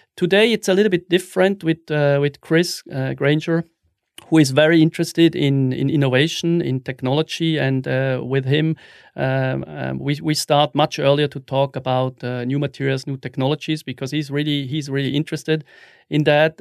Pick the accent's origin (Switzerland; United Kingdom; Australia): Switzerland; Wil, St. Gallen; also born or lived in Zurich; I was born in, in Wiel, which is a, a small city in the canton of Sankt Gallen